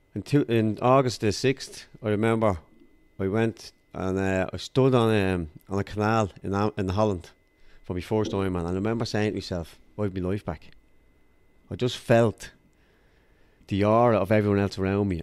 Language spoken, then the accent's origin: English; Dublin, Leinster, Ireland; I grew up in Darndale in Culloch, North County Dublin, uh, in a council estate.